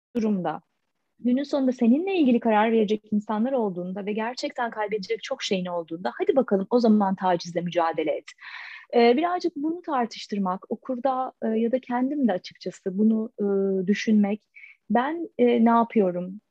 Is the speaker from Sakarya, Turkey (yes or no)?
yes; Adapazarı, Sakarya, Turkey; moved away as an adult; now in Istanbul, Turkey; Yani Adapazarı'yla işte İstanbul arası iki saat. Yani her altının şimdi orada doğdum, büyüdüm. Şimdi de İstanbul'da yaşıyorum.